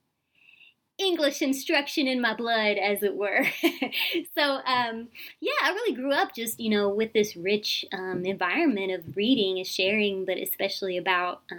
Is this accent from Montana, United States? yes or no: no; Tulsa, Oklahoma, United States; also born or lived in Chapel Hill, North Carolina; I grew up here in Tulsa